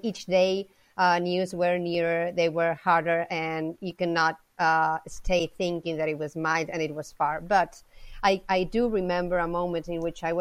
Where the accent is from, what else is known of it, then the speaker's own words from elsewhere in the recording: Madrid, Community of Madrid, Spain; I'm from Madrid, so I studied here and I got my degree in a local university here